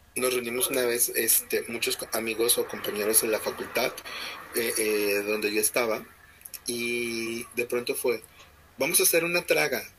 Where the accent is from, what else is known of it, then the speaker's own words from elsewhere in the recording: Mexico; soy mexicano